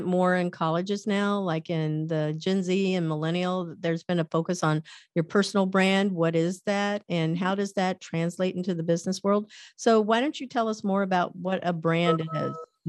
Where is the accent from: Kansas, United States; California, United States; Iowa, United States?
Kansas, United States; born there; also born or lived in Missouri; I was born in Kansas, lived in Missouri, lived all over the US, but don't ever remember being in Ohio.